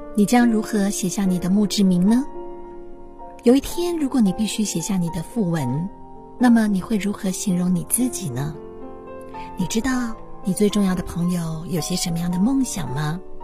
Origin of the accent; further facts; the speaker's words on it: China; 我们中国人